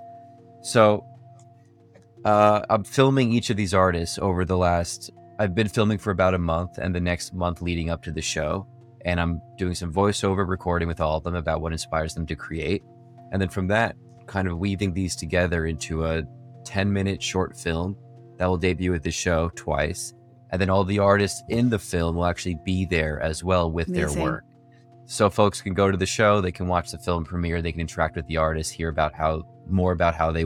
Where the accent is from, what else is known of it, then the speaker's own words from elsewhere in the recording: New York, United States; now in San Diego, United States; I'm a filmmaker from New York based in San Diego.